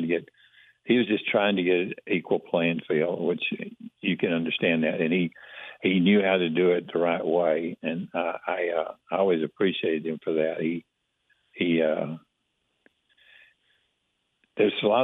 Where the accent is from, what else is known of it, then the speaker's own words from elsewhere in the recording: Alba, Texas, United States; growing up in East Texas, Alba had 200 people and I was one of them